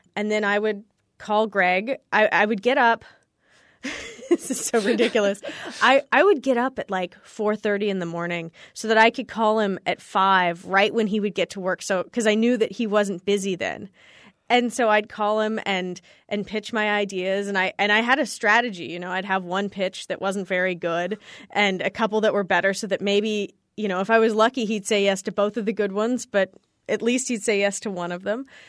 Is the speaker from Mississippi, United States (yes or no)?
no; California, United States; I grew up in California